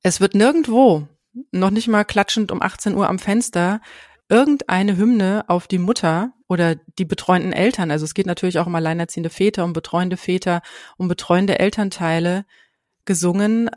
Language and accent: German; Hesse, Germany; bei uns in Hessen